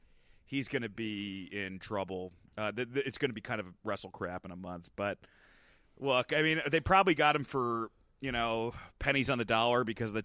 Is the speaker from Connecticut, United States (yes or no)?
no; New Jersey, United States; Yeah, I grew up. I mean, I grew up in North Jersey, but, you know. I mean, Stamford was like, you know, 45 minutes away.